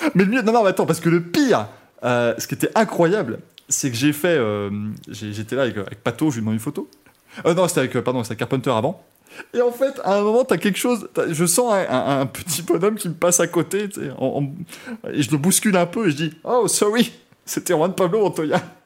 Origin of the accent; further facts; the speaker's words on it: France; je viens de France